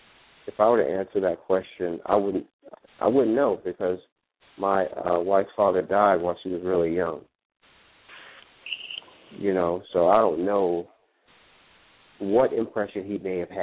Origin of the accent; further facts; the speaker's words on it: New York City, New York, United States; growing up in New York